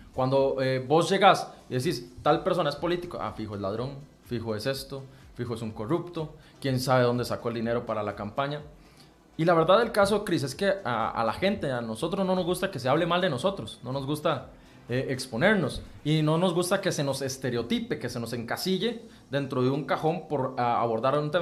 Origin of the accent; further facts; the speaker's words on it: Santa Bárbara, Heredia, Costa Rica; soy de San Juan de Santa Bárbara Heredia